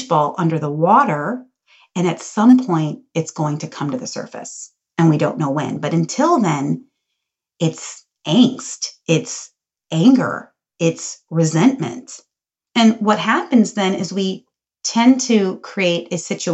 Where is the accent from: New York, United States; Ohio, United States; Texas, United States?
Ohio, United States; Cincinnati; also born or lived in Green Bay, Wisconsin; I was born in Green Bay, Wisconsin, and then we moved to Cincinnati, Ohio. I grew up in a really joyful, loving family